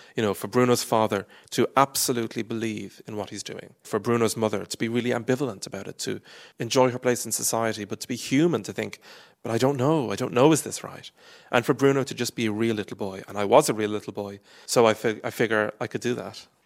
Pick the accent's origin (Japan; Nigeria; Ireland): Ireland; I am Irish